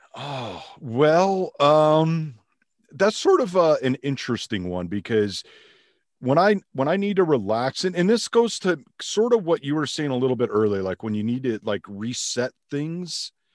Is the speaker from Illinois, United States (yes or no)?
yes; outside of Chicago, Illinois, United States; I grew up outside of Chicago